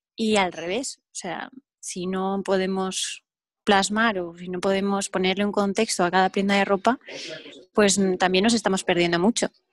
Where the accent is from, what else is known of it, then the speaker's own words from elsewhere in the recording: Altea, Valencian Community, Spain; donde vivo, en Altea, eh, es el color del mar. Y mi pueblo, pues es un sitio que vayas a donde vayas prácticamente, tienes vistas al mar